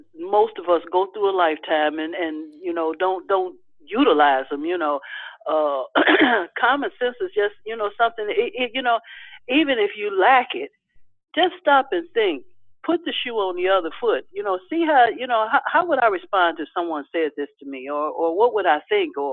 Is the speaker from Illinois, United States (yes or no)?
yes; Chicago, Illinois, United States; on the south side of Chicago